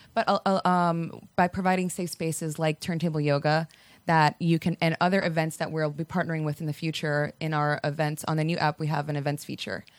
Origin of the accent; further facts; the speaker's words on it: Miami, Florida, United States; moved away as an adult; also born or lived in Virginia / Washington, D.C.; now in Atlanta, United States; I am from Miami, and I'm first generation Cuban American